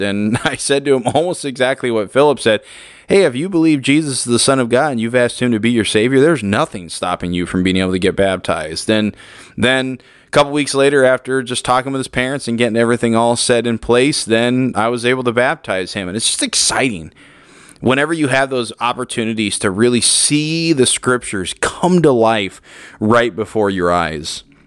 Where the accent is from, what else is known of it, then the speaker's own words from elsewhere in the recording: Woodland, California, United States; I grew up in Woodland, California